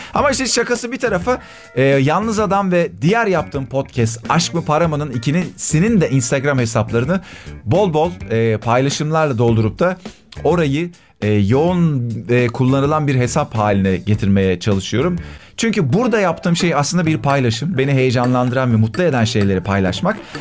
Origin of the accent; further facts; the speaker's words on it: Akyazı, Sakarya, Turkey; moved away as an adult; also born or lived in Adapazarı / Eskişehir; now in Istanbul, Turkey; Ben Akyazı'da büyüdüm.